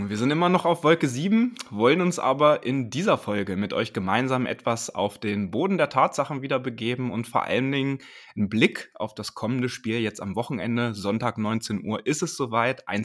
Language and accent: German; Dresden, Saxony, Germany; born there; Auch wenn man das bei mir nicht hört, äh, ich bin auch gebürtiger Dresdner übrigens. Also ich kenne die Gegend natürlich sehr gut